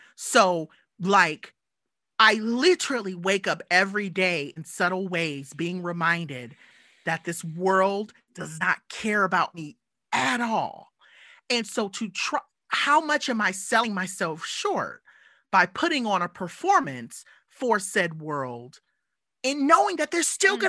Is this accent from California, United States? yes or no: yes; Southern California, United States; as a little black kid growing up in SoCal